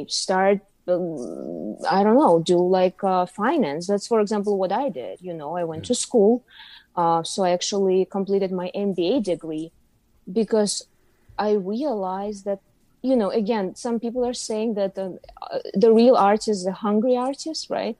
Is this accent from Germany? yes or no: no; Uzbekistan; moved away as an adult; now in New York City, United States; I'm from Uzbekistan. So I was born and raised in Uzbekistan. Lived there till I was 29 years